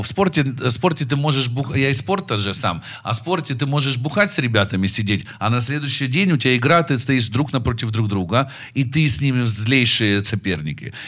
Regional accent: Darnytskyi District, Kyiv, Ukraine; я парень из Дарницкого района

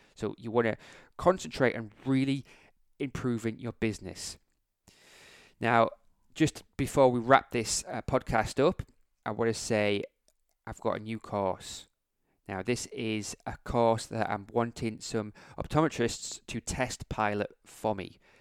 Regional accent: England, United Kingdom; I'm from England

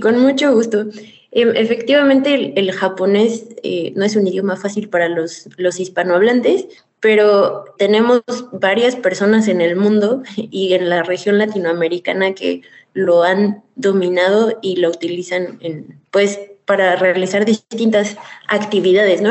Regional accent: Mexico; como mexicana

